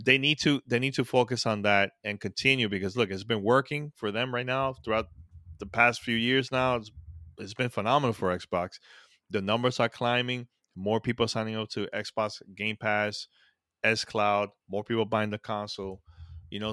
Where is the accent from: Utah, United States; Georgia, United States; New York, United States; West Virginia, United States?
New York, United States; New York City; I grew up in that, that, you know, New York City